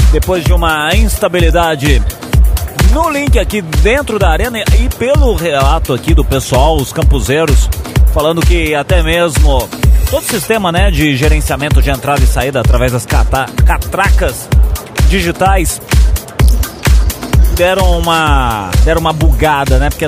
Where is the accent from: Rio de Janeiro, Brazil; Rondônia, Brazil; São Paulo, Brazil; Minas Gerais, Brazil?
São Paulo, Brazil; Eu sou aqui de São Paulo, capital mesmo.